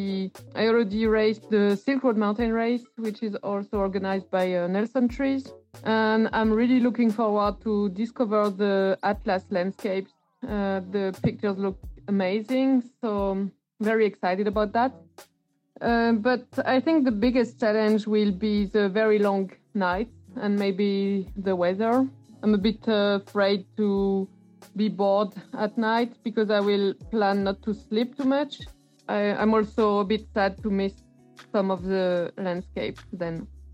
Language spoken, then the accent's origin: English; France; I'm from France.